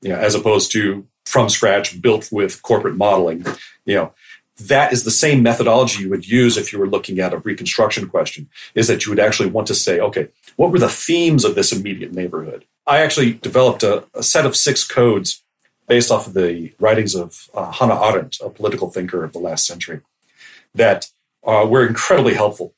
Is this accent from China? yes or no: no; Halifax, Nova Scotia, Canada; moved away; also born or lived in United States; I grew up in North America, both in, you know, United States and Canada. And Halifax, where I was an adolescent